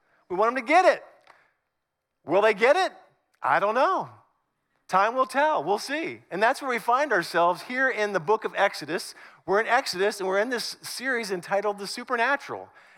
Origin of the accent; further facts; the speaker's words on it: Northern United States, United States; now in Southern United States; And I've been in the South longer than I lived in the North, but I'm still a Northerner.